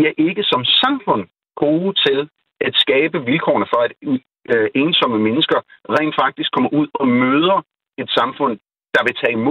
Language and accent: Danish; Pakistan; now in Denmark; min oplevelse igen, jeg er født og opvokset i Pakistan, så efter jeg kommer hjem, så er det netop, der er en, en afstand.